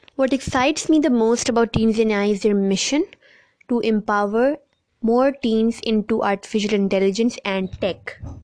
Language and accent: English; Pakistan; my home country Pakistan